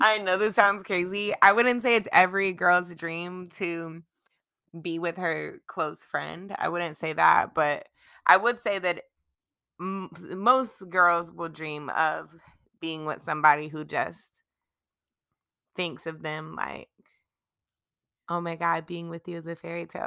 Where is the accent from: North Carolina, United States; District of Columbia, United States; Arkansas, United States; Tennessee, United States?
North Carolina, United States; Charlotte; I am born and raised in Charlotte.